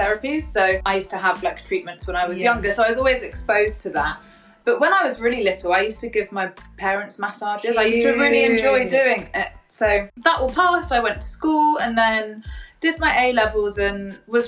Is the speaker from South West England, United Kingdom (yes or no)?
yes; Bristol, South West England, United Kingdom; also born or lived in Bath; I grew up in Bristol, and I usually live in Bristol, but my parents live in Bath